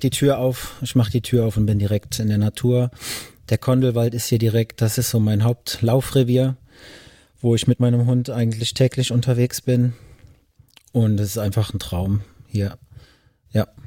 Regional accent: Ediger-Eller, Rhineland-Palatinate, Germany; now in Bengel, Germany; an der Mosel bin ich aufgewachsen, in Ediger Eller

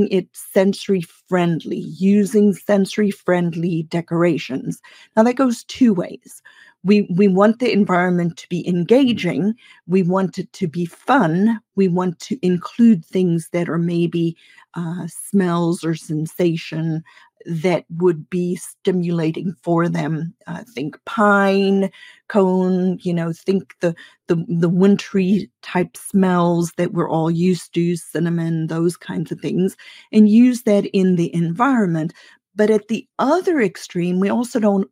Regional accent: South Africa; I grew up in South Africa

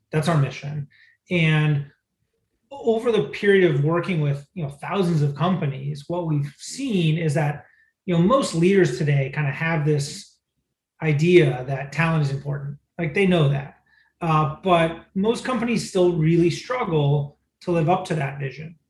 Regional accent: Michigan, United States; moved away; I grew up in Michigan

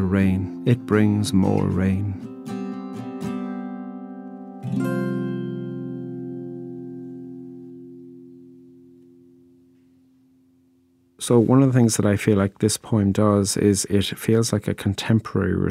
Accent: Ireland; I'm a poet from Ireland

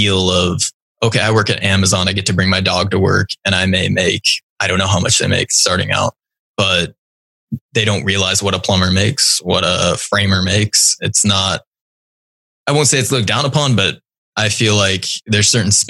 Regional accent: Kirkland, Washington, United States; also born or lived in Naples, Italy; move back to Kirkland, which is my hometown and where our company's based

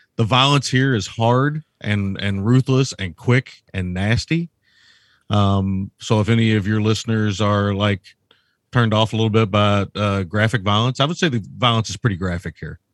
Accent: United States; I'm an American.

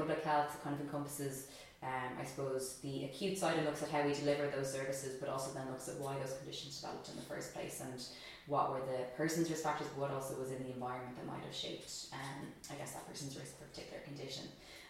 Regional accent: United States; born there; I am Irish. I was born in America, but I'm mostly Irish.

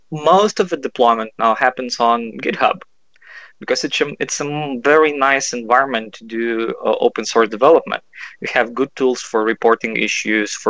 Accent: Kaunas, Kaunas County, Lithuania; I'm from Kaunas. That's the second biggest city

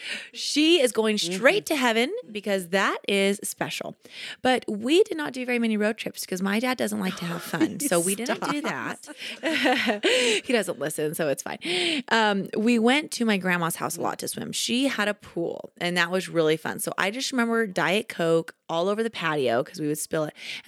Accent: Kaysville, Utah, United States; My hometown where I'm from, Kaysville, yeah. Utah, they have the most epic water fight of all time.

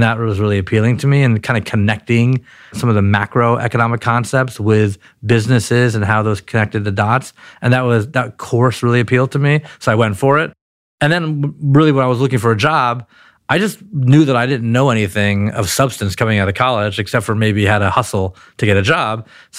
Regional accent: Palo Alto, California, United States; born there; People are still surprised when I say that I was born in Palo Alto.

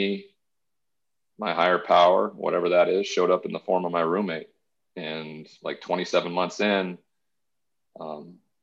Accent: Montana, United States; moved away as an adult; also born or lived in Texas; I ended up back in my hometown in Montana

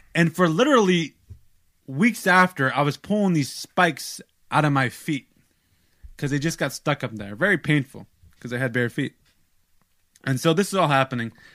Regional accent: United States; I'm American

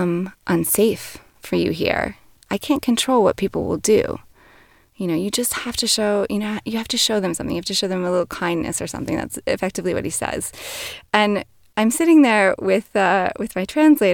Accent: New York, United States; as a New Yorker. We're very direct people

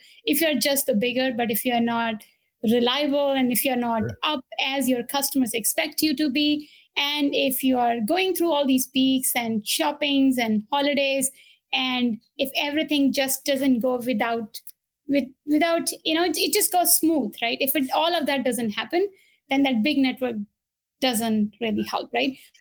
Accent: India; moved away; I was born and brought up in India

